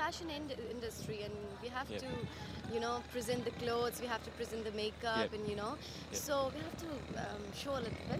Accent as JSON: {"language": "English", "country": "Pakistan", "said": "I'm a Pakistani girl."}